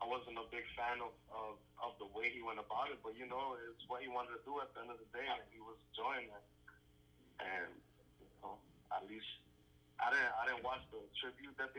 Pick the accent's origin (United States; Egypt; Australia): United States; New York City, New York; I'm from Brooklyn